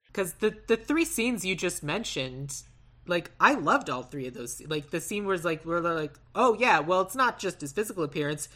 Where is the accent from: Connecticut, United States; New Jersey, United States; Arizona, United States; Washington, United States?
Arizona, United States; Tucson; I grew up in Tucson, Arizona